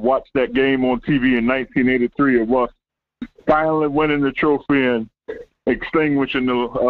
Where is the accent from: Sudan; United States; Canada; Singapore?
United States; Orangeburg, South Carolina; I'm from Orangeburg, South Carolina.